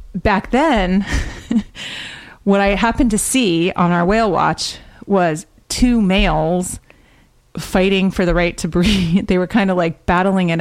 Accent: West Hartford, Connecticut, United States; I grew up in Hartford, Connecticut, West Hartford, Connecticut.

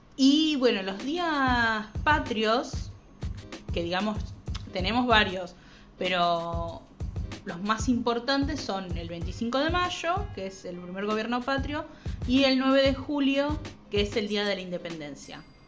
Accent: Argentina; los que somos argentinos

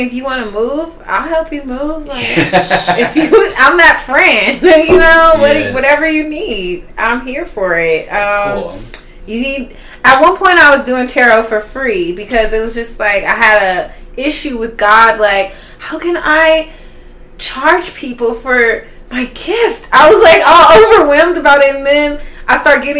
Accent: Los Angeles, California, United States; also born or lived in Indianapolis, Indiana; I'm originally from Indianapolis, Indiana, but I grew up in Baldwin Hills. It's been my home.

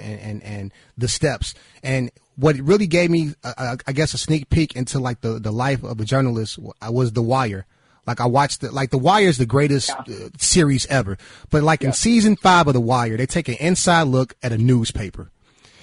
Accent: Chicago, Illinois, United States; I'm from the South Shore area. That's where I grew up and grew up from

